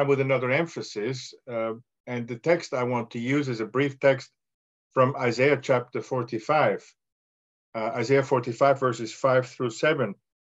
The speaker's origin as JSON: {"language": "English", "country": "Austria", "second_language": "English", "moved": "yes", "lives_now": "United States", "said": "I'm from Austria, but I live in the United States"}